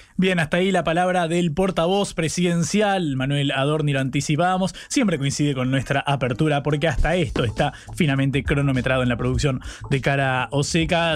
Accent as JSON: {"language": "Spanish", "region": "Buenos Aires", "country": "Argentina", "said": "de pecar de localista y de porteño"}